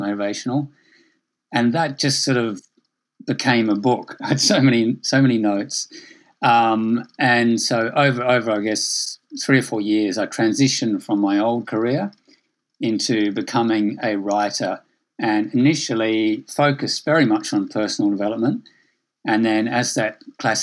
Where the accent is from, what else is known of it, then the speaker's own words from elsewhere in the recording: Adelaide, South Australia, Australia; also born or lived in Sydney; I grew up in Australia from Adelaide, then I moved to Sydney.